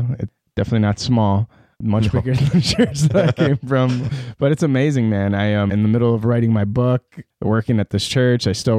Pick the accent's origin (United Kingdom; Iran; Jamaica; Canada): Iran; born there; moved away; So I don't want to get too crazy into it, but so I was born in the Islamic Republic of Iran. No terroristic affiliations to this day.